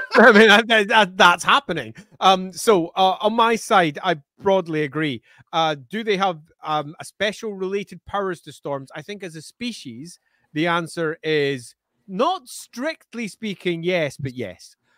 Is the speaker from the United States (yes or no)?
no; Scotland, United Kingdom; I may be Scottish, but I can speak. Purple, there you go, purple, burglar, alarm. I have no problems. I'm not from Glasgow